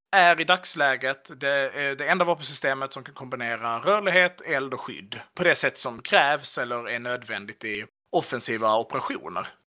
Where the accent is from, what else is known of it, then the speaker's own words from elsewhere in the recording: Skåne, Sweden; jag skulle säga som skåning